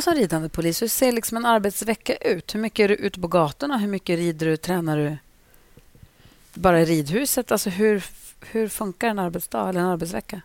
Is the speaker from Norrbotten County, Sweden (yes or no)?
yes; Luleå, Norrbotten County, Sweden; i Luleå som där jag växte upp